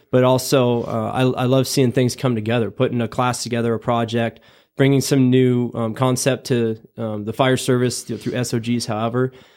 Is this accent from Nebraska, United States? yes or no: yes; Ogallala, Nebraska, United States; moved away as an adult; born and raised in Nebraska, twenty-one years